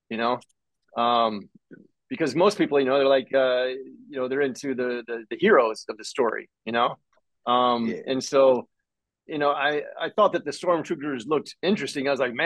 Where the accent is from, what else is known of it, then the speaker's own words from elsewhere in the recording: Florida Panhandle, United States; moved away; I was just back home in Florida where I'm from. I'm from the Panhandle